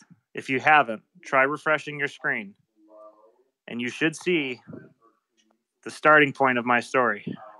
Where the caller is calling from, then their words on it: East Thetford, Vermont, United States; I'm coming live from East Thetford, Vermont, on the Connecticut River between Vermont and New Hampshire in the United States.